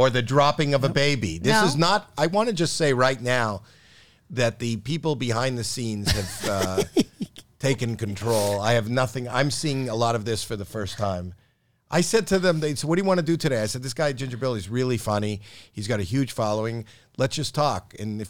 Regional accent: Toronto, Ontario, Canada; Toronto, Canada. I didn't have to wear a coat for Halloween. It's cold in October in Canada. I lived in an apartment building.

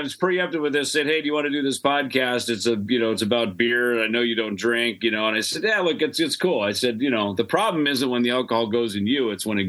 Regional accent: Minnesota, United States; out in the fields in Minnesota and the farm where I grew up

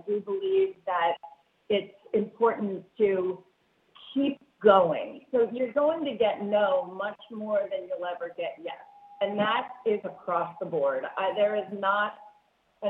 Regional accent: New York, United States; I'm from New York

